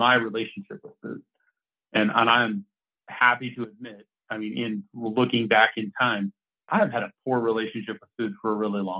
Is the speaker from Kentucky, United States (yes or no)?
no; Oregon, United States; now in Colorado, United States; I was back in my hometown in Oregon last week